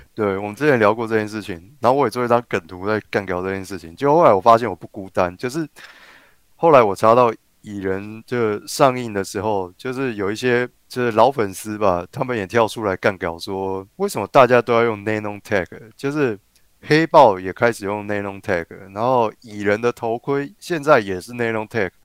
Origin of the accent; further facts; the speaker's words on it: Tainan, Taiwan; 咱们老家台南